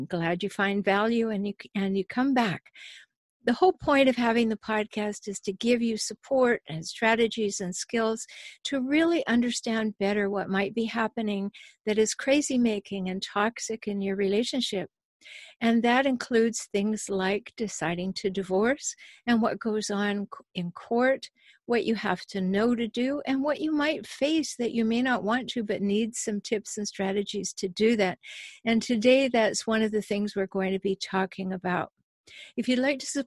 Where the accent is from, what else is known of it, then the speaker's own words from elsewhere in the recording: Canada; now in United States; I'm a Canadian. I live in the States